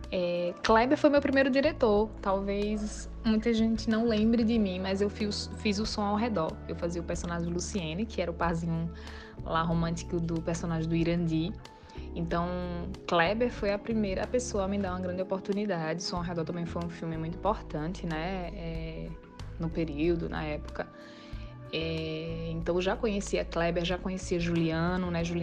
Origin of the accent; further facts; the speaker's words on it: Northeast Region, Brazil; E a gente, como um bom nordestino, como no caso eu não sou recifense, mas já me sinto como, somos bem bairristas